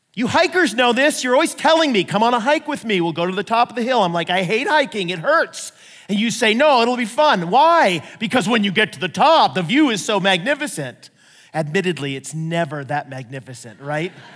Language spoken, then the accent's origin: English; United States; I'm acting like the typical American